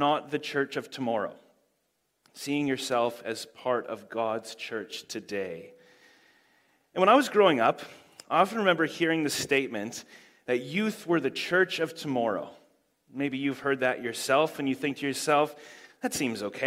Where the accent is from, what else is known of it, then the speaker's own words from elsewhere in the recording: Canada; now in Huntly, New Zealand; I do live in Huntley now, but I am from Canada, which is why I talk so normally